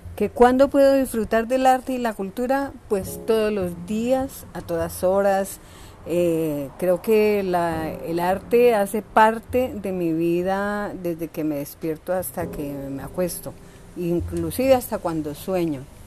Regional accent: Cali, Valle del Cauca, Colombia; gestora cultural de la Comuna 9, artista del Valle del Cauca y de Cali

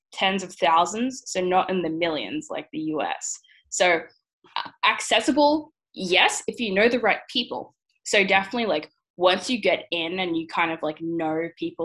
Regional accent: Brisbane, Queensland, Australia; moved away as an adult; now in Seattle, United States; I'm usually from Brisbane, Australia, but currently I am in Seattle, in Washington

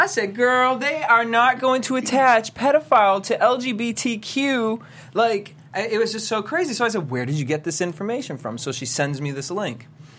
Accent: London, United Kingdom; That's what he said. I'm from London. She was meeting the Queen.

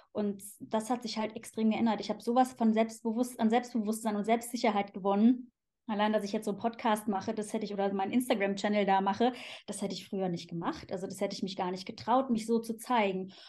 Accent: Cologne, North Rhine-Westphalia, Germany; moved away as an adult; also born or lived in Switzerland; now in Zurich, Switzerland; Ich komme ursprünglich aus Köln eben. Das ist äh, meine Heimat. Da bin ich geboren und aufgewachsen

